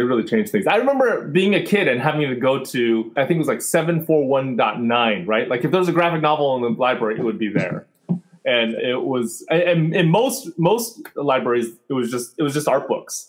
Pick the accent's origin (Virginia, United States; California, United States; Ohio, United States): California, United States; San Jose; also born or lived in Fremont, California / Berkeley, California; I was born in Fremont, which is about half an hour away from San Francisco. And then I spent most of my childhood in the suburbs of San Jose, went up to Berkeley for college.